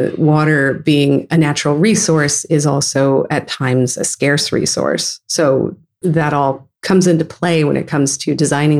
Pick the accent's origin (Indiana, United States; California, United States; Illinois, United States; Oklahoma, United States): California, United States; San Francisco Bay Area; growing up in the San Francisco Bay Area